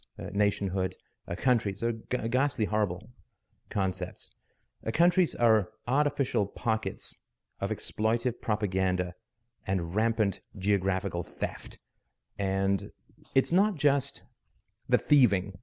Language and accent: English; England, United Kingdom; also born or lived in Ireland / South Africa; now in Canada; I'm from Canada. I'm Canadian. I was born in Ireland. I grew up in England